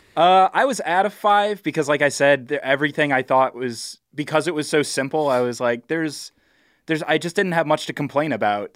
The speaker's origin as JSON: {"language": "English", "town": "Huntington", "region": "New York", "country": "United States", "tie": "born or raised there", "said": "That's down the L I R R from where I grew up"}